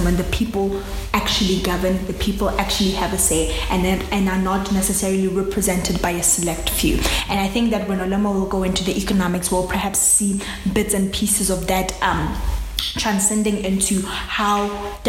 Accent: South Africa; I'm a South African.

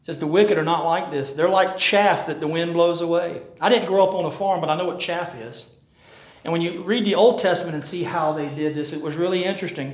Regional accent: Rocky Mount, North Carolina, United States; we're from Rocky Mount

